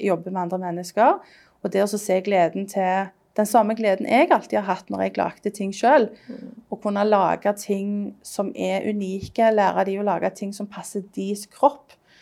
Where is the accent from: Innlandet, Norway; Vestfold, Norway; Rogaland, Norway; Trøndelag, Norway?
Rogaland, Norway; Stavanger; now in London, United Kingdom; jeg er designer fra, fra Stavanger, men jeg bor i London